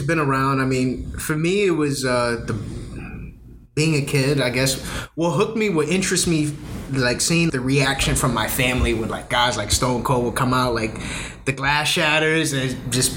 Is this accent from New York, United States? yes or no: yes; New York City, New York, United States; moved away as an adult; also born or lived in Puerto Rico (ancestry); now in Tampa, United States; I'm a kid from the Bronx. So this is my origin story right here. So just a kid from the Bronx